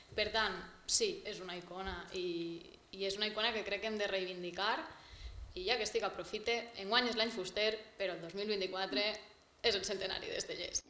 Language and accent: Catalan; Castalla, Valencian Community, Spain; estava en el meu poble, estava en Castalla